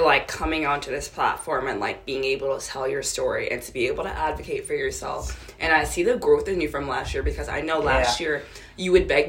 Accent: Lawrenceville, New Jersey, United States; I'm a Central Jersey girl born and raised because I am from Lawrenceville, right in between the capital and right in between Princeton, like Princeton University. I am a Central Jersey girl, hands down.

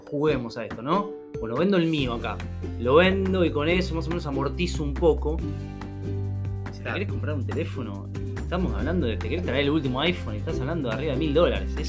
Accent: Argentina; Aquellos que somos argentinos sabemos que qué

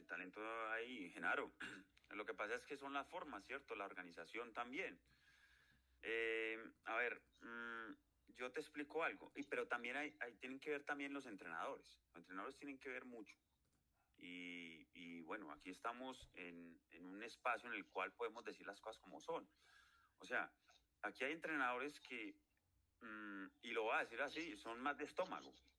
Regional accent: Colombia; yo soy colombiano, pago impuestos

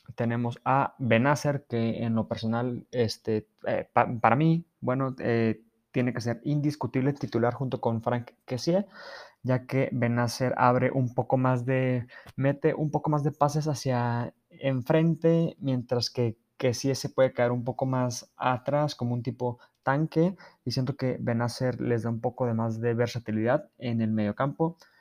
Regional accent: Mexico; todos como mexicanos

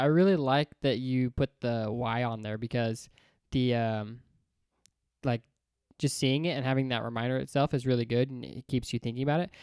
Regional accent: Layton, Utah, United States; also born or lived in Bountiful, Utah / Seattle; then we moved back to Utah in Layton. Um, and then that's, you know, went to school, elementary, junior high, high school

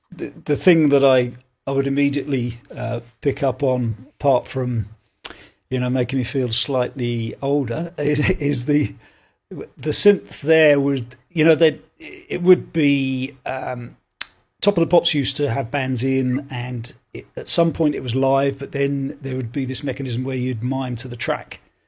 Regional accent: Leighton Buzzard, East of England, United Kingdom; moved away as an adult; now in Belfast, United Kingdom; My parents I was in Leighton Buzzard, actually. It's a place called Leighton Buzzard in South Bedfordshire, just north of London, about 40 miles north of London.

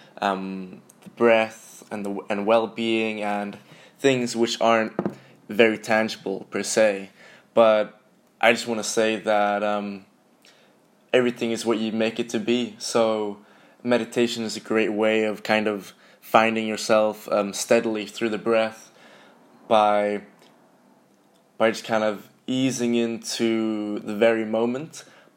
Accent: Sweden; moved away as an adult; also born or lived in Glasgow, Scotland; now in London, United Kingdom; I'm from Sweden.

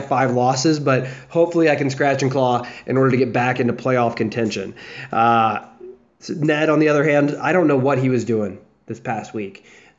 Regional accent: south of I-80, Chicagoland area, Illinois, United States; I grew up south of I-80, which is essentially the deep south to everyone in the Chicagoland area.

